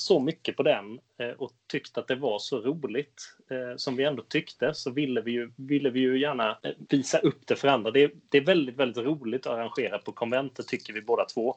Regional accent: Skåne, Sweden; now in Gothenburg, Sweden; Jag är uppvuxen i Skåne.

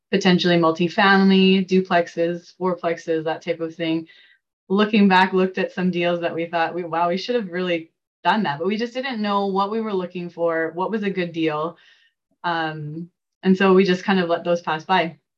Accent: Saskatchewan, Canada; moved away as an adult; now in Calgary, Canada; I came to Calgary from Saskatchewan to take a, a degree in interior design

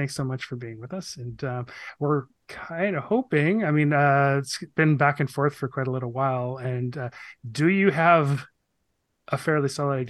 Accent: Vancouver, British Columbia, Canada; growing up in Vancouver, I think it's fairly impossible not to at least have been aware of them.

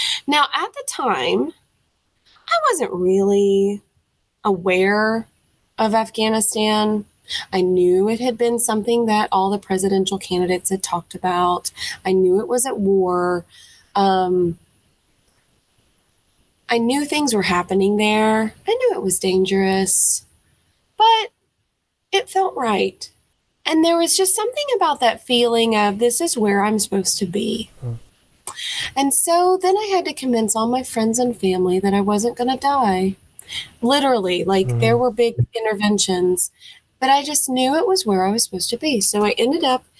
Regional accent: Nashville, Tennessee, United States; accent: Southern; now in Florence, United States; I was born and raised in Nashville, Tennessee

